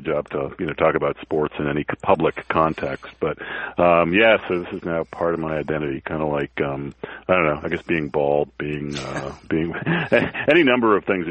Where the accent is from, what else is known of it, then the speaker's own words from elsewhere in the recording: Newton, Massachusetts, United States; moved away as an adult; also born or lived in Boston; I grew up in Newton, Mass, and I was, but then I lived in Boston in my early 20s, but since, I guess, 1994, I haven't lived there